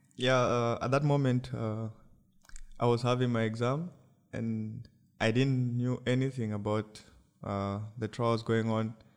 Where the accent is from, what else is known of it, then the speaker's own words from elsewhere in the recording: Lusaka Province, Zambia; I came from Lusaka province